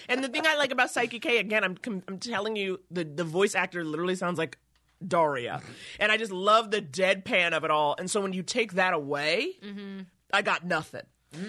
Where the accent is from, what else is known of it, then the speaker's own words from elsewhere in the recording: New York, United States; moved away as an adult; now in Los Angeles, United States; I'm from New York, originally.